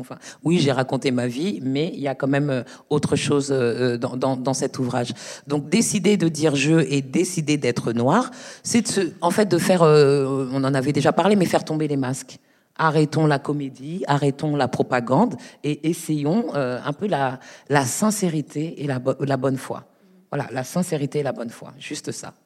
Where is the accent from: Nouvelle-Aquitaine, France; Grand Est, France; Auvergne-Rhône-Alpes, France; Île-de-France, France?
Île-de-France, France; Paris; je suis de Paris, je suis née à Paris.